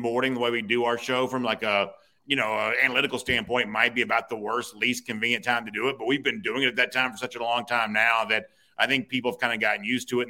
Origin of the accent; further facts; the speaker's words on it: Gainesville, Georgia, United States; now in Alpharetta, United States; so I grew up in Hall County. I went to Johnson High School and lived